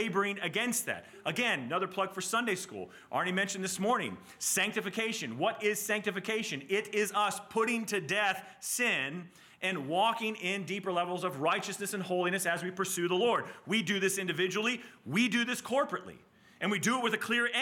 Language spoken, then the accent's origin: English; Southeast, United States; I grew up in the Southeast in a Southern Baptist church